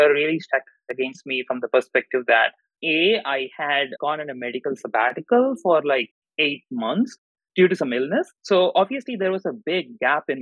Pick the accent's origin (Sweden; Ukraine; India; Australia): India; Madurai, Tamil Nadu; moved away as an adult; now in Chicago, United States; I grew up in Madurai, Tamil Nadu. I did my entire schooling over there.